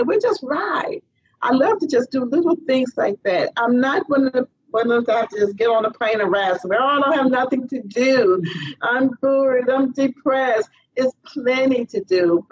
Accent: Cleveland, Ohio, United States; now in Florida, United States; I'm from Cleveland, Ohio

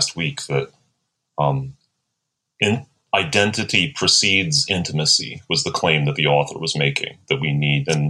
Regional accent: United States; as an American

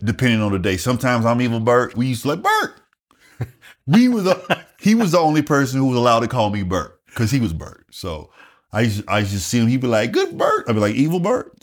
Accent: Wagener, South Carolina, United States; moved away as an adult; also born or lived in Columbia, South Carolina; I grew up in rural South Carolina, a small town called Wagoner, South Carolina.

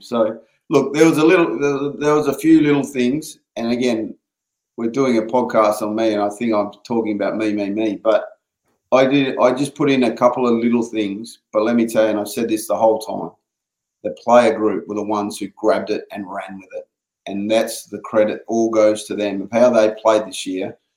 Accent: Perth, Western Australia, Australia; moved away; we come from Perth

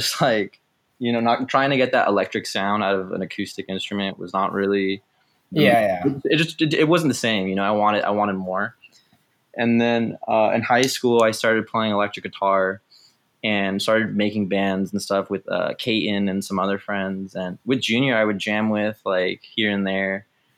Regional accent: Temecula, California, United States; also born or lived in Moreno Valley, California; now in San Francisco, United States; I moved from Moreno Valley, like, one Inland Empire place to another, to Temecula

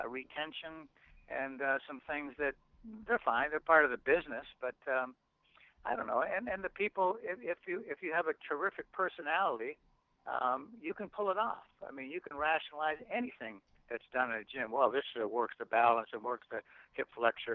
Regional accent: Canada; as a Canadian

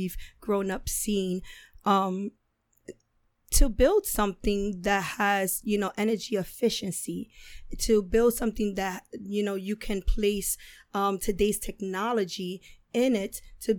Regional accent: New York City, New York, United States; now in Manhattan, United States; I grew up in the South Bronx.

